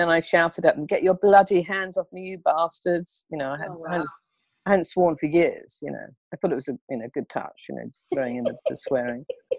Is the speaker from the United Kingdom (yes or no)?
yes; England, United Kingdom; I, being English, I want to sort of help it along